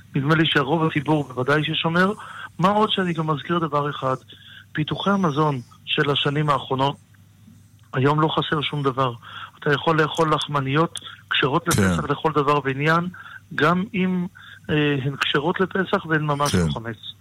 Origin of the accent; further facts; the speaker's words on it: Tel Aviv, Tel Aviv District, Israel; גדלתי בתל אביב, ובוודאי שתל אביב של היום אינה תל אביב של פעם